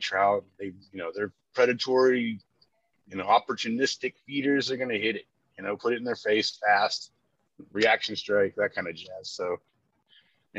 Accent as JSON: {"language": "English", "town": "Corpus Christi", "region": "Texas", "country": "United States", "tie": "born or raised there", "lives_now": "Dallas, United States", "said": "I grew up in Corpus Christi on the beach, you know, Padre Island area"}